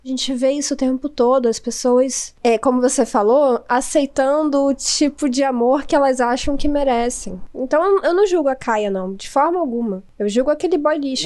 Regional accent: Rio de Janeiro, Brazil; now in Cabo Frio, Brazil; eu não sou de Cabo Frio, eu sou do Rio de Janeiro

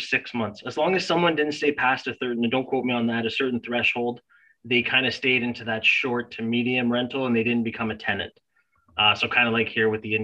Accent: Canada; as a Canadian

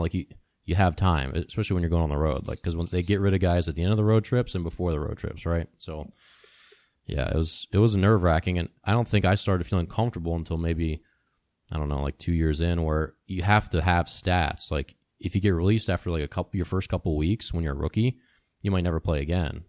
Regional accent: Maryland, United States; when I was growing up as a kid, Cal Ripken was like the local hero because I grew up in Maryland

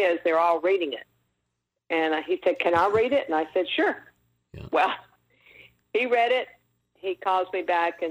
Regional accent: Mississippi, United States; moved away; also born or lived in Los Angeles; growing up in Mississippi during that time and era

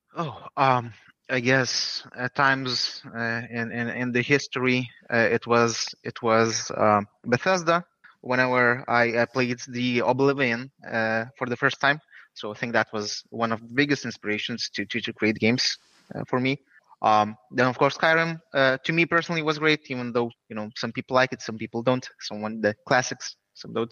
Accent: Lithuania; we're from Lithuania

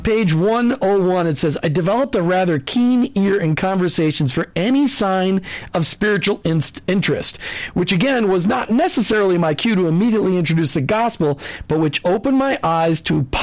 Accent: Minneapolis, Minnesota, United States; I grew up in Minneapolis, and uh, a lot of the Lutheran churches had it, a lot of the Catholic churches had it

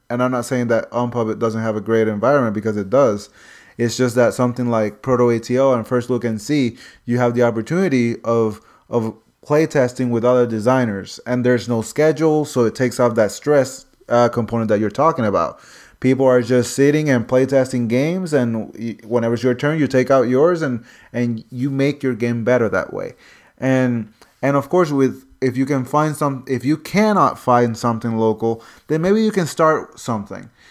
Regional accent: North Carolina, United States; I'm from North Carolina

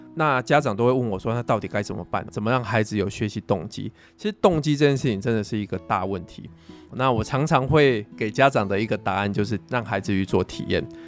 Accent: Pingtung County, Taiwan; 都是在屏东长大的

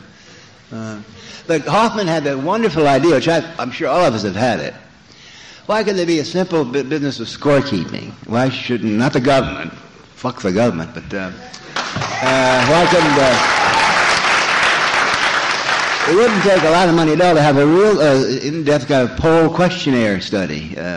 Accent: Los Angeles, California, United States; my hometown, Los Angeles

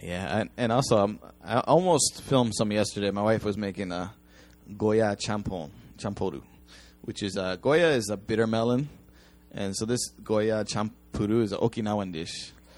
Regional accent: United States; now in Japan; I'm an American

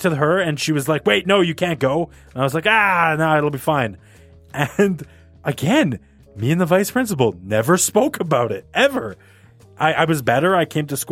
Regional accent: Canada; we're Canadian

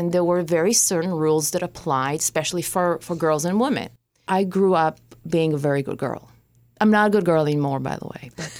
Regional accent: Israel; I grew up in Israel, so I experienced, five wars, terror attacks? I learned survival from the day I was born.

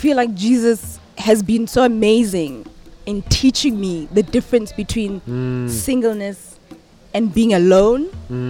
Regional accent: Gauteng, South Africa; also born or lived in Giyani, Limpopo, South Africa; I was born originally in Giyani. I spent the first 6 years of my life there. Then we moved to Gauteng.

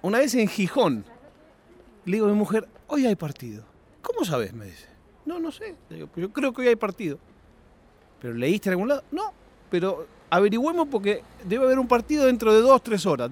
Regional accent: Argentina; moved away; also born or lived in Europe; yo me crié en Argentina

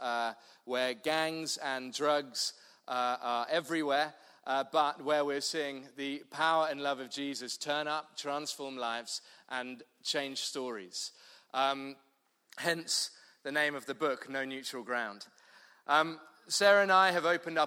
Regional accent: London, United Kingdom; moved away as an adult; now in Cape Town, South Africa; I'm from London originally, southeast London

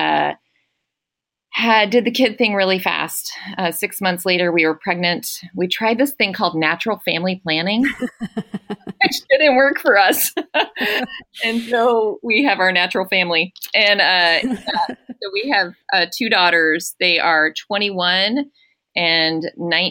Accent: Atlanta, Georgia, United States; I grew up in Atlanta, Georgia, and I did not grow up in a Christian home

